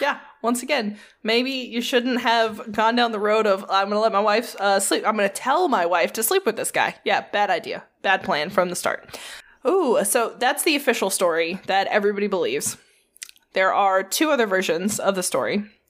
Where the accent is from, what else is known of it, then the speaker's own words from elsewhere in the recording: United States; I'm American and not German